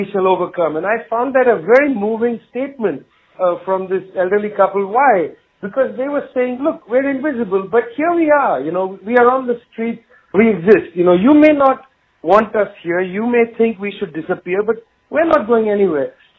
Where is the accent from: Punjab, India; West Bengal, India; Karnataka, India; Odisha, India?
West Bengal, India; Kolkata; in Calcutta, the town where I was born in West Bengal, India